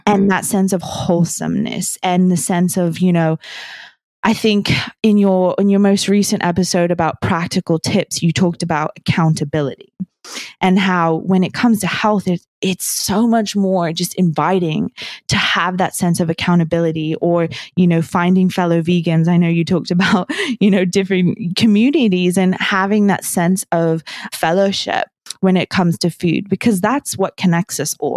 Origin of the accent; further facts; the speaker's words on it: New Zealand; I grew up in New Zealand